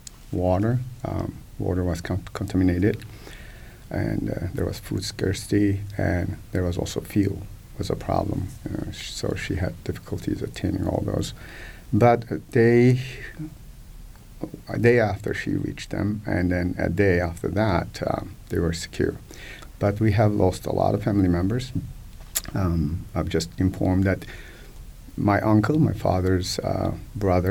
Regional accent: Kahramanmaraş, Turkey; now in Bloomington, United States; the epicenter is actually my hometown

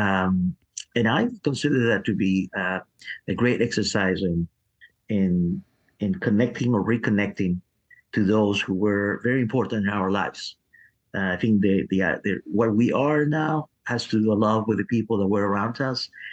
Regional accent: Peru; now in Nashville, United States; I, was born in Peru

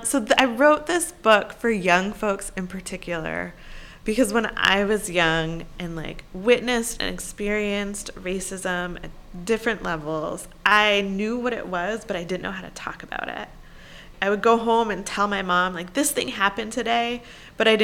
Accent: Syracuse, New York, United States; my own schooling growing up in Syracuse, New York in the 1980s and 90s

